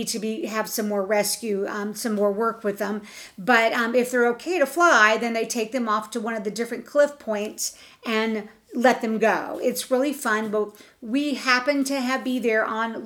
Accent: Florida, United States; we're from Florida

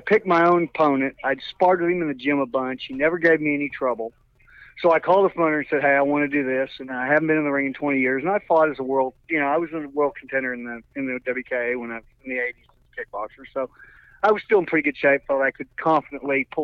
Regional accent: Oklahoma, United States; moved away as an adult; also born or lived in Los Angeles; I'm from Oklahoma, first time

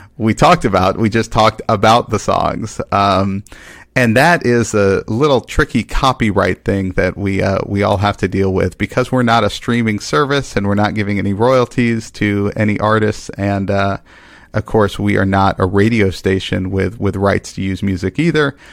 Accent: Dallas, Texas, United States; I grew up in Dallas, Texas

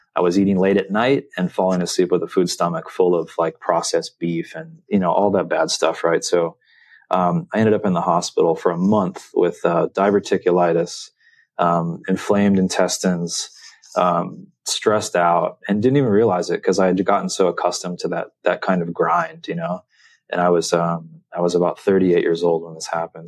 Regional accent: San Diego, California, United States; growing up in San Diego.

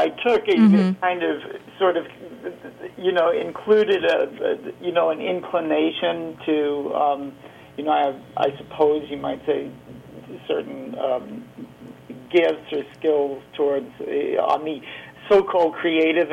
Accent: Geneva, Switzerland; I grew up in Geneva, Switzerland

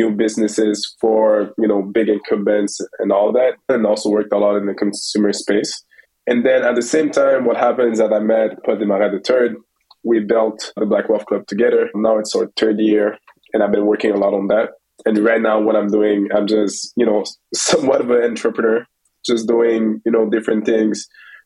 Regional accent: Montreal, Quebec, Canada; Born and raised in Montreal

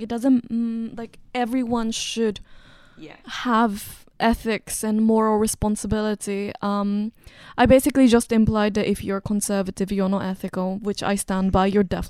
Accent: China; also born or lived in Japan; You know, like, I grew up in China and Japan, and China is, you know, technically still the third world.

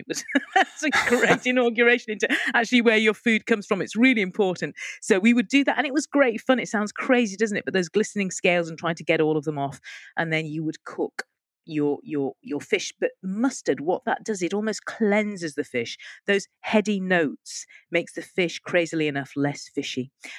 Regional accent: Bengal, India; And I'm from the Bengal, and in the Bengal, the most beloved spice and the kind of defining spice of their cooking is the mustard seed.

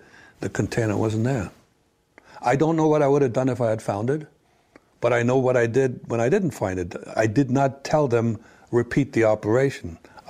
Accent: Orange, New Jersey, United States; I'm originally from New Jersey. I was born in Orange. That's it. American. Nobody ever questioned that. People would question you have an accent. But my comeback was, yeah, my mother was German, and we spoke a lot of German at home.

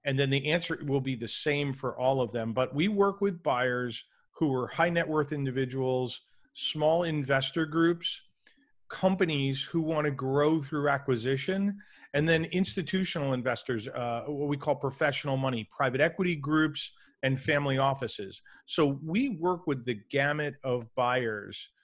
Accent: New York City, New York, United States; I grew up in New York City

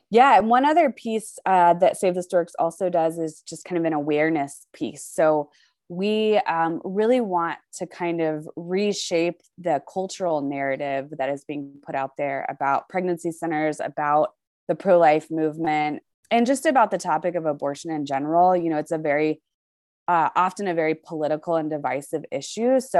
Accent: Charlotte, North Carolina, United States; moved away as an adult; now in Colorado Springs, United States; I'm originally from Charlotte, North Carolina.

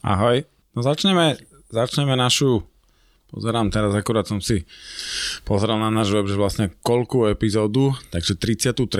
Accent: Považská Bystrica, Trenčín Region, Slovakia; Ja pochádzam z Považskej Bystrice

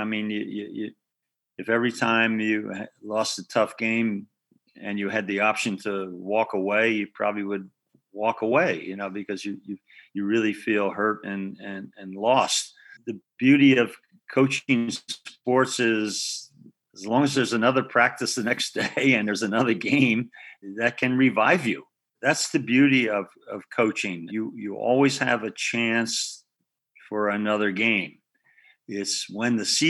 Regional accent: Philadelphia, Pennsylvania, United States; moved away; I grew up in West Philadelphia, you know, and a row house.

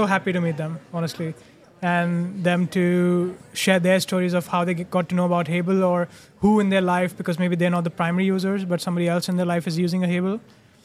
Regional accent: India; moved away as an adult; now in Netherlands; I'm Indian, moved to the Netherlands 6 years ago

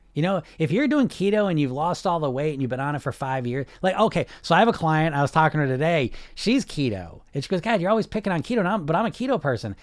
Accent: United States; I'm from America

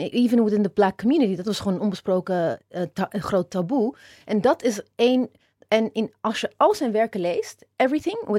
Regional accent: Amstelveen, North Holland, Netherlands; Ja, nou jij, ja, jij komt uit Amstelveen. Ik, ik kom uit Amstelveen. Het is echt VVD-bolwerk.

